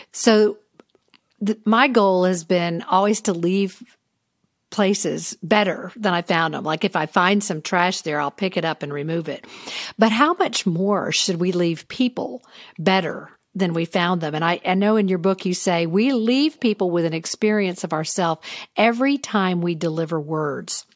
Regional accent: the South, United States; growing up in the South

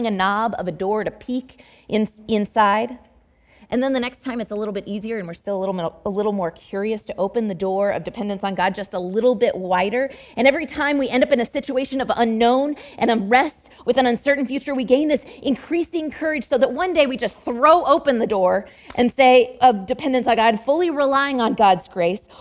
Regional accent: Dallas Metroplex, Texas, United States; moved away; also born or lived in Fort Worth, Texas / Abilene, Texas; my home state of Texas

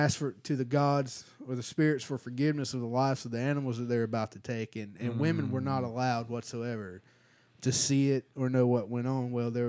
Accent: United States; moved away; So you know, I'm originally from Broad Slab, Southern Johnson County. It's a special place on earth.

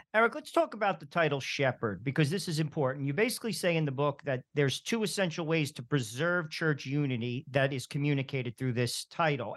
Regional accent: New Jersey, United States; I'm from New Jersey

